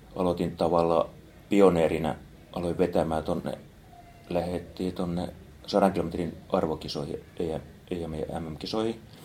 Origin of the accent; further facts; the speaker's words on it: Kouvola, Kymenlaakso, Finland; now in Espoo, Finland; Kouvolasta olen kotoisin